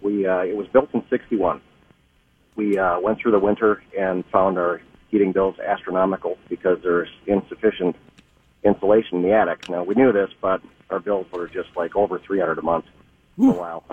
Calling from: Burnsville, Minnesota, United States; Hi, I'm in Burnsville.

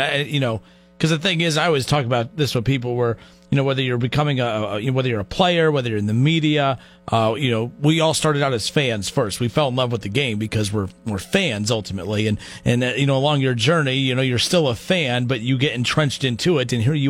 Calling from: Dayton, Ohio, United States; I'm calling you from Dayton.

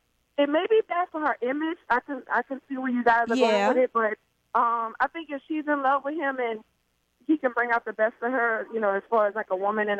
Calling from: Metairie, Louisiana, United States; I am calling from Metairie.

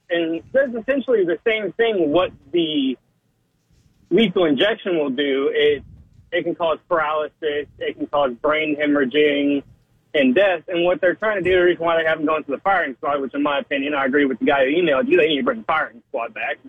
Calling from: Iowa, United States; I'm driving a semi-truck right now. I'm up in Iowa listening to y'all.

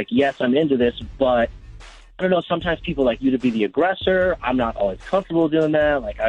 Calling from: Jefferson City, Missouri, United States; Jefferson City.

